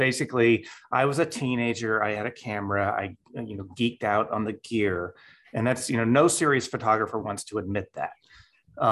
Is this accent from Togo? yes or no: no; Idaho, United States; moved away as an adult; also born or lived in California / Louisiana / upstate New York; now in Oregon, United States; raised in Idaho